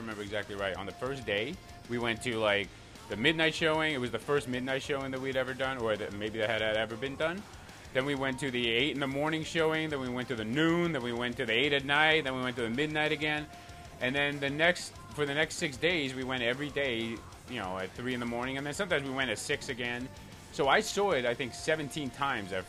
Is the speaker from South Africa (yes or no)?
no; Iceland; I grew up in Iceland